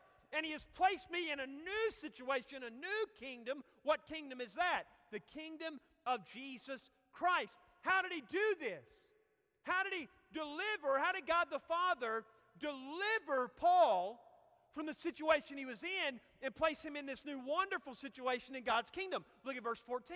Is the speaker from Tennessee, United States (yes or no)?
yes; Cookeville, Tennessee, United States; I growing up in Cookeville, it was just a great, great childhood